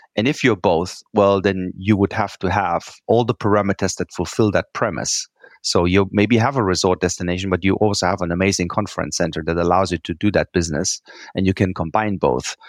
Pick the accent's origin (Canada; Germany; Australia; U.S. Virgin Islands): Germany; English is a second language; moved away; I'm from Germany, as you can tell, I have a funny accent. And, you know, we Germans, we like spreadsheets